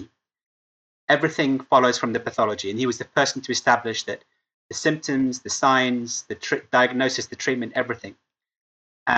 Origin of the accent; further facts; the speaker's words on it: Cambridge, East of England, United Kingdom; also born or lived in Lebanon; I got to go to Cambridge in my hometown.